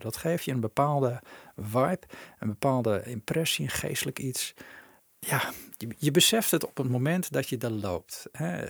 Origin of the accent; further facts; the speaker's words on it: Netherlands; als Nederlanders